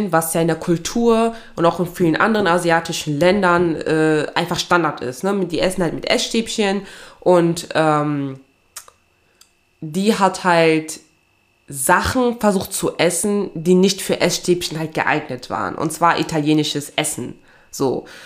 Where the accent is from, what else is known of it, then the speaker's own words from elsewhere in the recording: Togo; meine Wurzeln liegen ja in Togo, ne? Also ich komme ja aus Togo, also aus Westafrika.